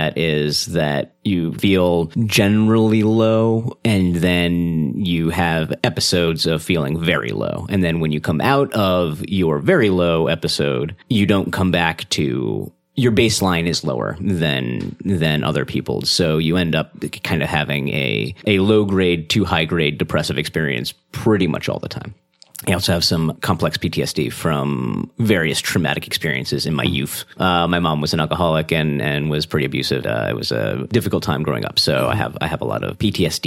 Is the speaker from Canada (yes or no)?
no; Massachusetts, United States; moved away as an adult; also born or lived in New Orleans; now in Seattle, United States; I grew up in Massachusetts, college in New Orleans